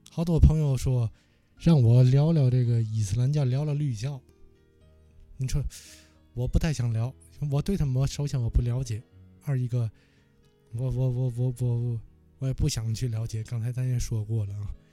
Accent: Tianjin, China; now in Paris, France; 我的两个城市，我的家乡和我的第二故乡

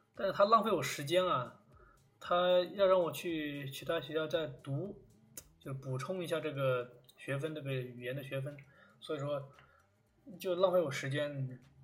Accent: China; moved away; 我们这种中国，中国学生喜欢抱团的这种天性

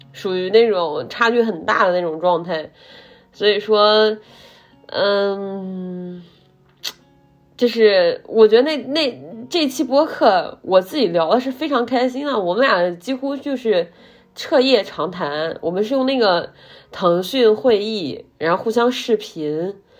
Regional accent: Zhumadian, Henan, China; now in Zhengzhou, China; 作为一个河南人， 作为一个在郑州也生活了一段时间的河南人， 我是土生土长的河南人， 而且我是来自

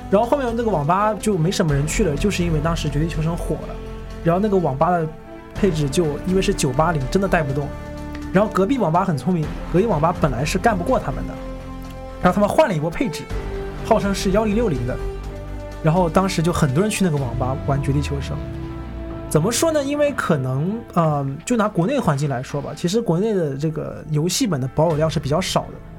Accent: Shenzhen, Guangdong, China; 我是深圳人啊，我去过深圳的某些网吧

